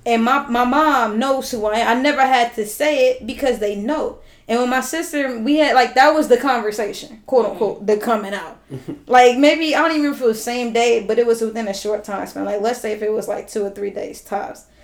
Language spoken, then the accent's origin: English; Los Angeles, California, United States; I grew up in South